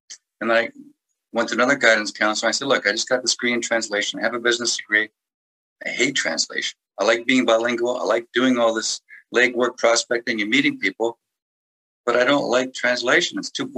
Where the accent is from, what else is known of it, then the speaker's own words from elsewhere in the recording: England, United Kingdom; English is a second language; I'm an English person speaking French with a little bit of an accent.